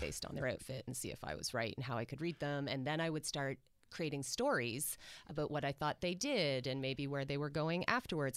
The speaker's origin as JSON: {"language": "English", "town": "Orangeville", "region": "Ontario", "country": "Canada", "tie": "born or raised there", "said": "I grew up in Orangeville"}